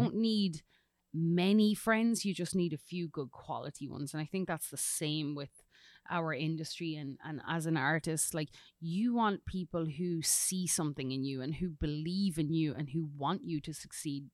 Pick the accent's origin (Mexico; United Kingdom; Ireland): Ireland; Collon, County Louth; moved away as an adult; now in Tennessee, United States; I'm originally from Ireland, a little rural village called Cullen in County Louth. Um, but now I lay my hat here in Tennessee.